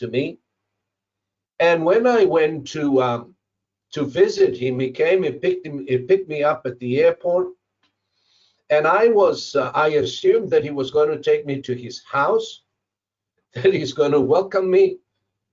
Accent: Zimbabwe; moved away as an adult; I came from Zimbabwe, from a double-story house

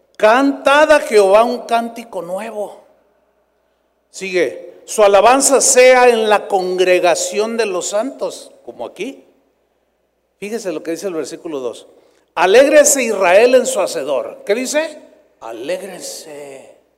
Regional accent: San Luis Potosí, Mexico; moved away; fui a San Luis Potosí, mi tierra

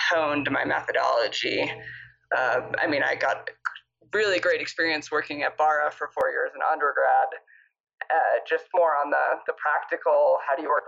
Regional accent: Tucson, Arizona, United States; now in Cortez, United States; So I am originally from Tucson.

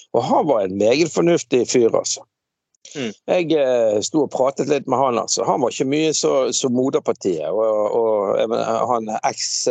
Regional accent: Bergen, Vestland, Norway; moved away; jeg er fra Laksevåg

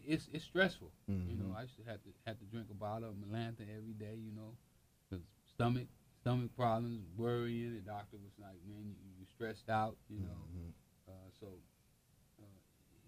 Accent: Los Angeles, California, United States; we grew up in South Central L.A.

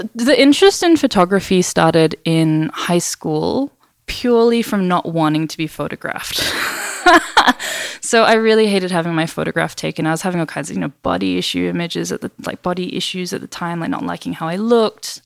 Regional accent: Perth, Western Australia, Australia; first language English; So I'm originally from Western Australia. Grew up in Perth in the 90s

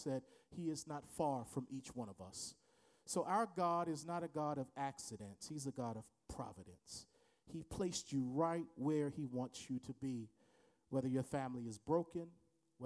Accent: Baltimore, Maryland, United States; I went to his church growing up in Baltimore, Maryland

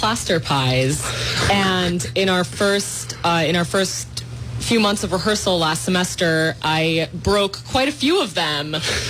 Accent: San Francisco, California, United States; I grew up in the heart of San Francisco on Mission Street

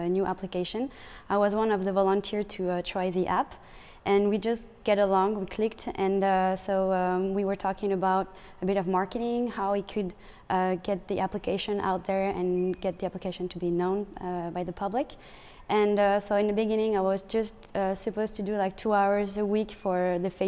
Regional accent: France; moved away as an adult; now in Montreal, Canada; I come from France. I've been living in Montreal for 10 months.

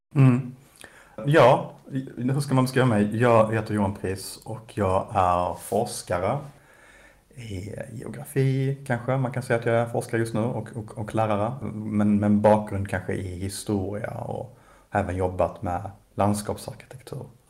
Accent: Malmö, Skåne, Sweden; Malmö som ju är min, min hemstad

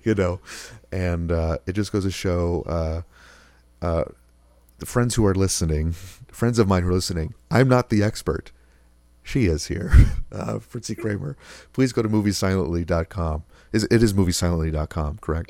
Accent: Rochester, New York, United States; moved away as an adult; also born or lived in Georgia; now in Buffalo, United States; my hometown of Rochester

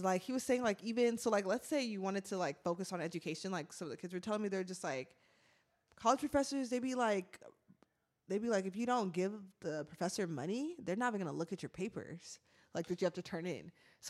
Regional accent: United States; I'm from America.

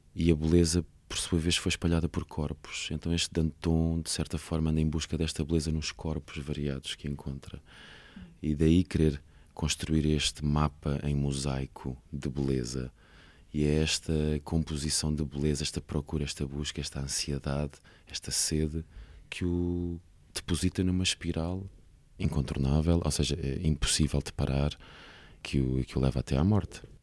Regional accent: Alhandra, Lisbon, Portugal; eu fui criado em Alhandra, uma pequena vila de pescadores no Conselho de Vila Franca de Xira

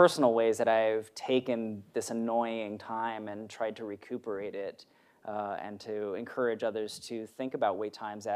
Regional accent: Maryland, United States; moved away; I was in my hometown in Maryland

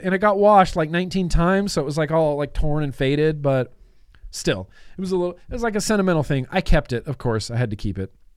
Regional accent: United States; I'm an American

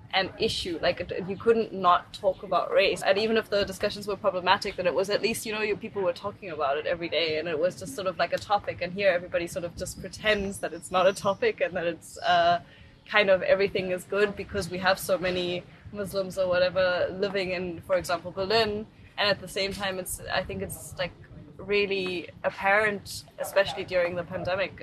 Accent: South Africa; now in Germany; I grew up in South Africa

